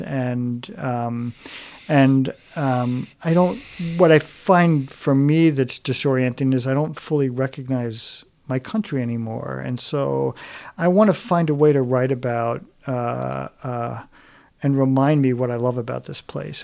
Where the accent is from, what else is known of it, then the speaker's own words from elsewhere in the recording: New York, United States; moved away; also born or lived in Chicago; growing up in New York